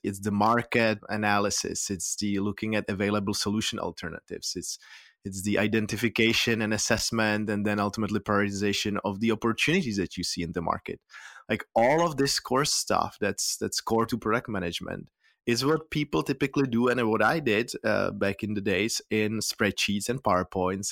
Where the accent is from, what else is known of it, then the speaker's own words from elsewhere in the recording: Prague, Czechia; moved away as an adult; now in San Francisco Bay Area, United States; I'm from Prague, the Czech Republic, born and raised there, but I've lived here in in San Francisco Bay Area for the past 13 years.